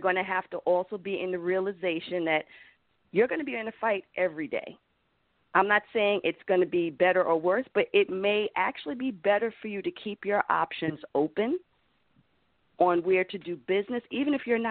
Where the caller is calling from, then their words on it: New York, United States; I'm calling from New York.